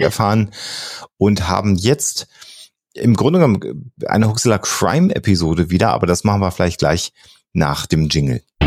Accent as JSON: {"language": "German", "area": "near Hille", "region": "North Rhine-Westphalia", "country": "Germany", "tie": "born or raised there", "said": "ein kleiner Ort, der wirklich bei mir an meiner Heimatstadt direkt ums Eck ist"}